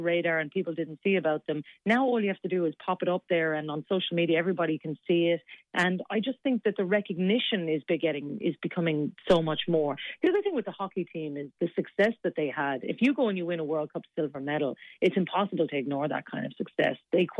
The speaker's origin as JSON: {"language": "English", "town": "Cork", "region": "Munster", "country": "Ireland", "said": "And like, I'm from Cork. We're very similar down there. We just love our sport."}